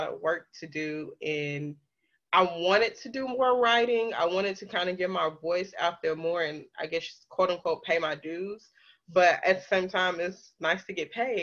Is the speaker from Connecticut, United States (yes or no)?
no; Pine Bluff, Arkansas, United States; born or raised there; moved away as an adult; now in Little Rock, United States